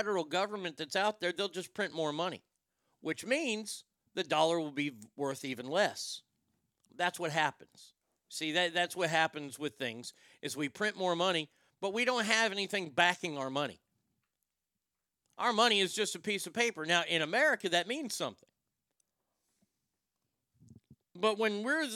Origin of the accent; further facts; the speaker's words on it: United States; As an American who votes, I'm a registered voter